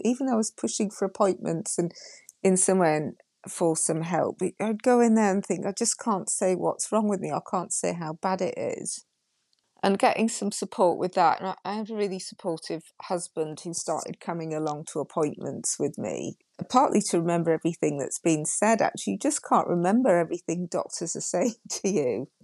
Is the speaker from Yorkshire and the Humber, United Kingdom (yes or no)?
yes; Yorkshire and the Humber, United Kingdom; I'm from Yorkshire